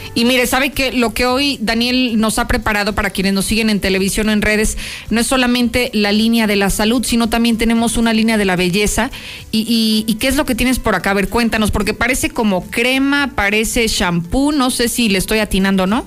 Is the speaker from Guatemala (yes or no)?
no; Guadalajara, Jalisco, Mexico; el Chivas, el equipo de mi tierra